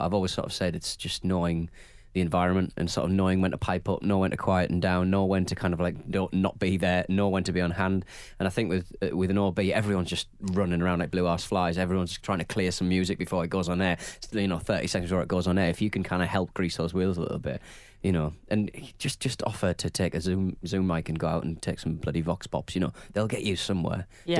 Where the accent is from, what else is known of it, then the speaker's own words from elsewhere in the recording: Wales, United Kingdom; We're Welsh.